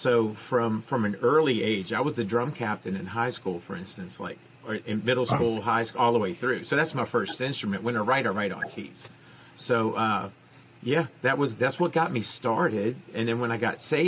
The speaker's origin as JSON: {"language": "English", "town": "New Orleans", "region": "Louisiana", "country": "United States", "tie": "born or raised there", "said": "I was born and raised in New Orleans"}